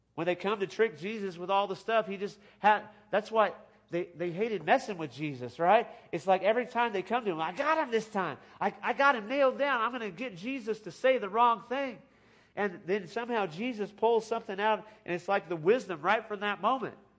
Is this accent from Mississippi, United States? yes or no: no; California, United States; I grew up in California